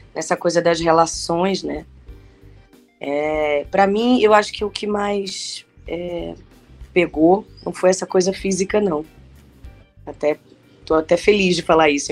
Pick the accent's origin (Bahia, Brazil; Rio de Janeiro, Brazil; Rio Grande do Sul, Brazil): Bahia, Brazil; Salvador; moved away as an adult; Lá em Salvador, eu sou da Bahia, né? Morei lá até os meus 24 anos.